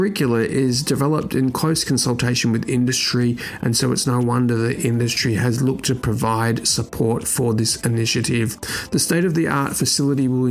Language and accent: English; Australia; moved away; back to my home country, Australia